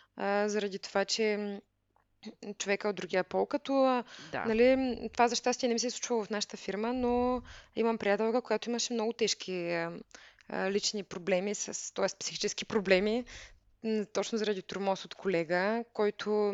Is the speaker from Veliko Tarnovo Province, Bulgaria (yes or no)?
yes; Veliko Tarnovo, Veliko Tarnovo Province, Bulgaria; moved away as an adult; also born or lived in Germany; по принцип съм от Велико Търново, като там учих